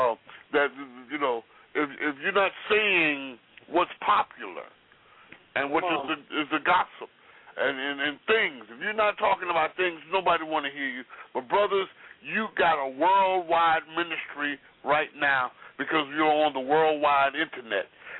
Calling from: Florida, United States; I'm in South Florida.

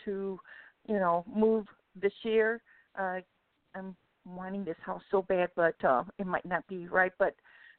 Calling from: Florida, United States

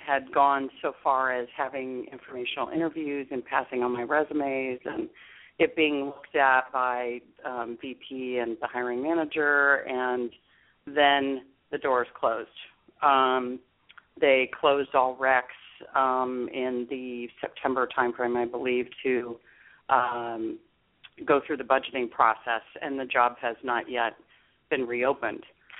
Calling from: Capitola, California, United States; I'm calling from Capitola today.

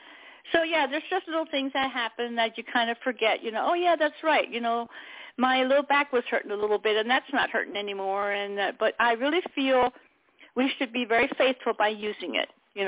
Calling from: Pennsylvania, United States; Hello, this is … from Pennsylvania.

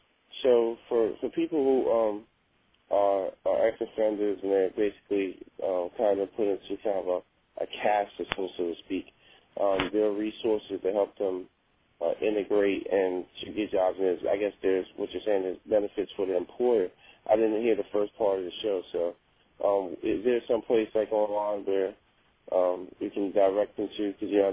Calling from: Columbia, South Carolina, United States; I'm calling from Columbia.

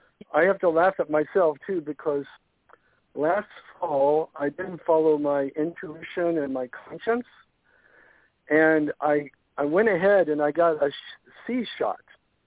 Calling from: Florida, United States; from Southwest Florida.

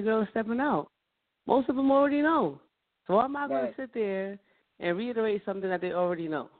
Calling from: Carteret, New Jersey, United States; I'm calling from Carteret, New Jersey.

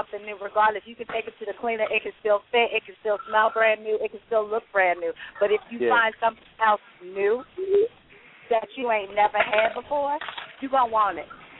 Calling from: Newport News, Virginia, United States; I'm calling from Newport News, Virginia.

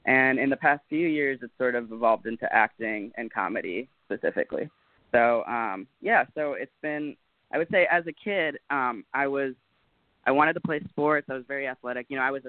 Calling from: Los Angeles, California, United States; I am out in L.A., hanging out.

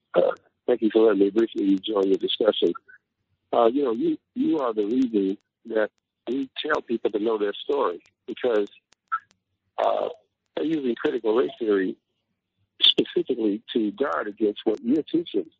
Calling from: Detroit, Michigan, United States; I'm calling from Detroit, Michigan

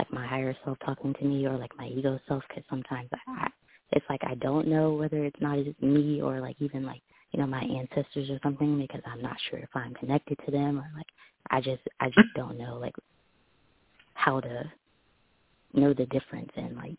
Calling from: Mobile, Alabama, United States

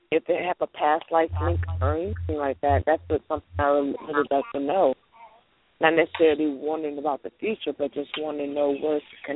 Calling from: Louisiana, United States; I'm calling from Louisiana.

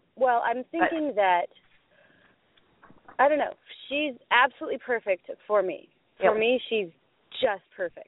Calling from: Oregon, United States; From Oregon.

